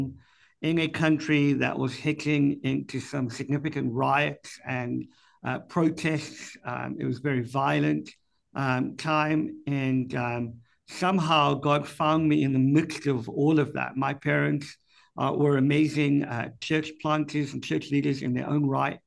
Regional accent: Cape Town, Western Cape, South Africa; moved away as an adult; also born or lived in United Kingdom; now in Boston, United States; I'm from Cape Town

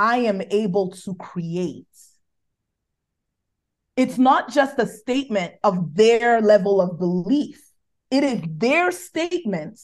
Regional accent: Nigeria; accent: Nigerian; my Nigerian accent

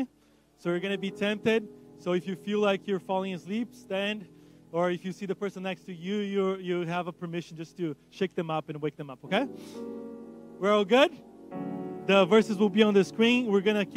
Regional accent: Brazil; first language Portuguese; English is a second language; moved away; I'm from Brazil. So Portuguese

